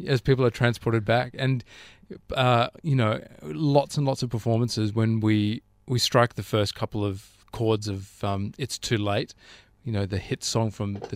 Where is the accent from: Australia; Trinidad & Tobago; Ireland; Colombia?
Australia; Canberra, Australian Capital Territory; now in Sydney, Australia; growing up in Canberra